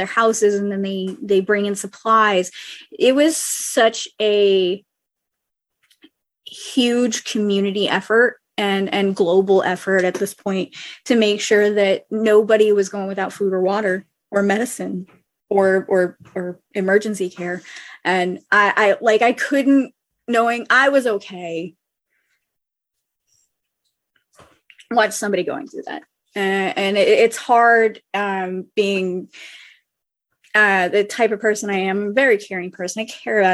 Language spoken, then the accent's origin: English; New Orleans, Louisiana, United States; also born or lived in lower parishes, Louisiana; I'm from New Orleans